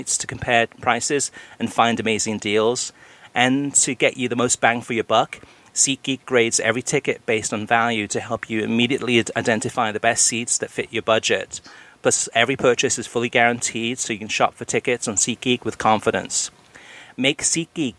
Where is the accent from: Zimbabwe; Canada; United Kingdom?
United Kingdom; Wales; now in United States; And I'm Welsh. I was born in Wales. I grew up in Wales. And I'm an American citizen.